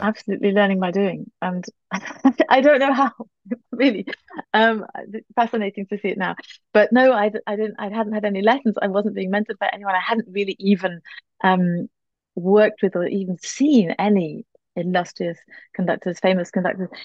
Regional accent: Northumberland, just outside Newcastle upon Tyne, North East England, United Kingdom; also born or lived in Manchester; now in Berlin, Germany; I was born in Manchester, um, and then my parents moved around a little bit, but I grew up mainly in Northumberland, just outside Newcastle upon Tyne

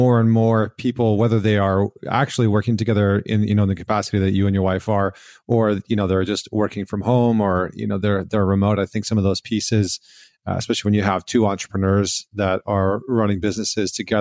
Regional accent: Alberta, Canada; moved away as an adult; now in New York, United States; I grew up in Alberta, in Canada

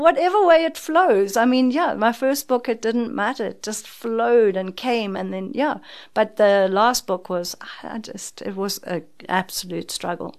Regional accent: South Africa; as a South African

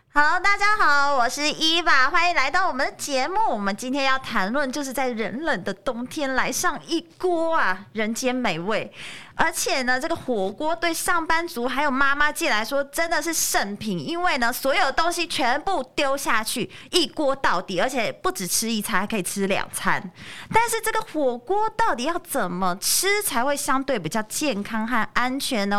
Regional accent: Taiwan; 我们台湾人

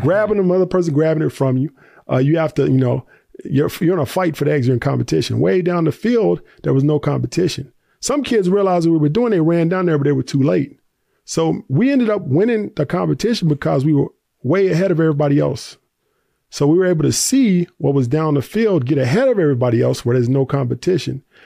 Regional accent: Tennessee, United States; I grew up in the South, uh, Tennessee

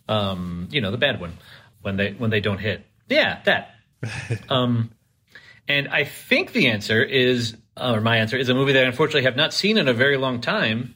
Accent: Chicago, Illinois, United States; I'm a teenager from Chicago in the 80s

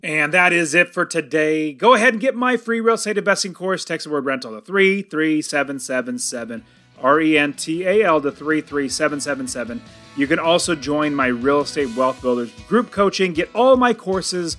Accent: Apple Valley, California, United States; I was born in Apple

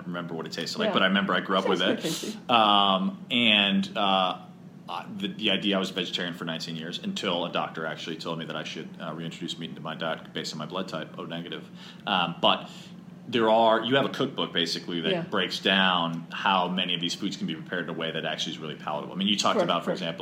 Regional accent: Chicago, Illinois, United States; I'm from Chicago

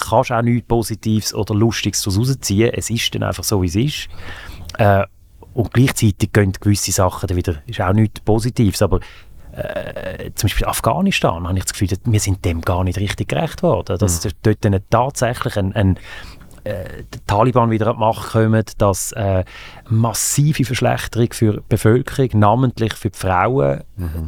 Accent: Aargau, Switzerland; also born or lived in Zürich / Graubünden / Fislisbach near Baden; Im Aargau. Zürich, Aargau, bisschen noch in Graubünden

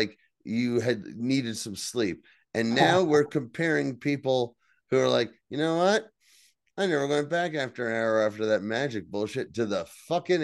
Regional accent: New Jersey, United States; I'm from New Jersey

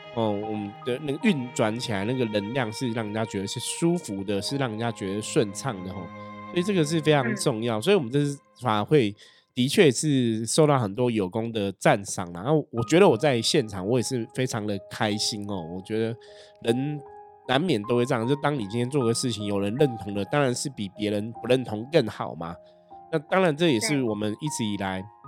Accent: Taipei, Taiwan; 我的父母 那时候都是在士林嘛，我们就是台北人这样

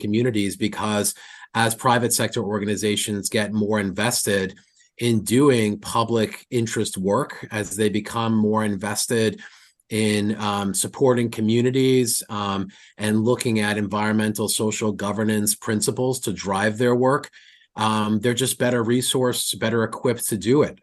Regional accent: New York, United States; I'm a New Yorker

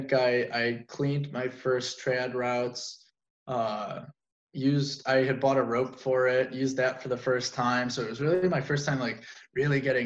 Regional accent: Midwest, United States

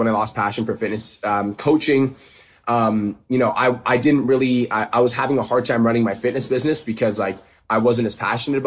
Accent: Calgary, Alberta, Canada; moved away as an adult; right now I'm in Calgary, Alberta, which is actually my hometown. It's where I was born and raised

